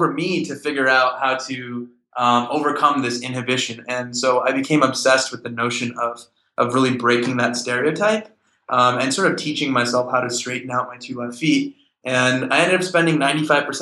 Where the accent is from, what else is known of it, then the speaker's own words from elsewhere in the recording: United States; I grew up in America with sort of both cultures